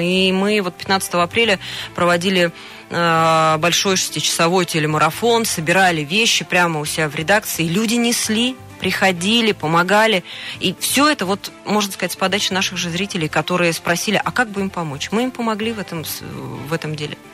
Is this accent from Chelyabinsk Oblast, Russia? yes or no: no; Tomsk, Tomsk Oblast, Russia; moved away as an adult; now in Krasnoyarsk, Russia; у нас на родине, в городе Томске